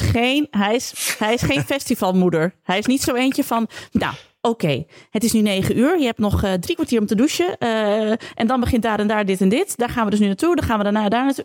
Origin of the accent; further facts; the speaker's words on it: Zwolle, Overijssel, Netherlands; ik uit Zwolle kom.